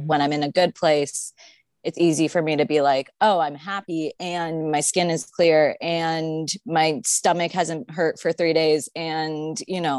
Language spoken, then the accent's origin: English; Arizona, United States; And I grew up in Arizona.